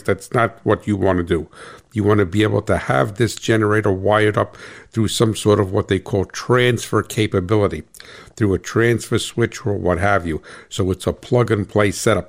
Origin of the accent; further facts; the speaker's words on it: New Jersey, United States; I am from New Jersey